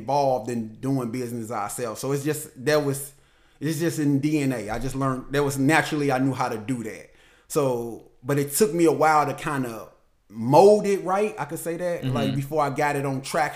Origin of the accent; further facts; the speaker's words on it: St. Louis, Missouri, United States; moved away as an adult; also born or lived in Atlanta; I moved from St. Louis 2010. So I moved to Atlanta in 2010